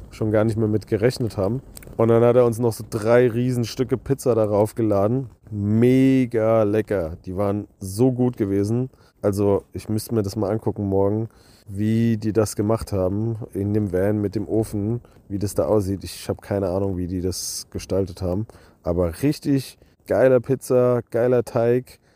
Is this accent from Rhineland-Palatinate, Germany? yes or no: yes; Bodenheim, Rhineland-Palatinate, Germany; Ich komme aus Bodenheim, auch aus Mainz quasi